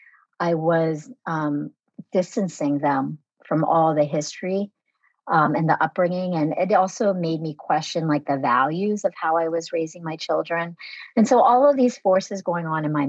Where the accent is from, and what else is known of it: United States; born or raised there; first language Vietnamese; English is a second language